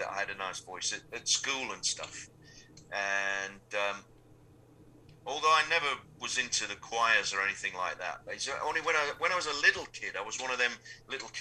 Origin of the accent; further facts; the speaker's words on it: Sheffield, Yorkshire and the Humber, United Kingdom; I grew up in Sheffield